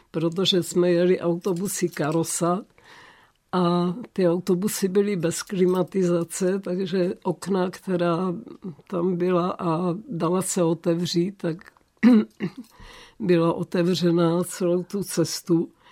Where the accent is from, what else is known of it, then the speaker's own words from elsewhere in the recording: Olomouc, Olomouc Region, Czechia; jsem se narodila v Olomouci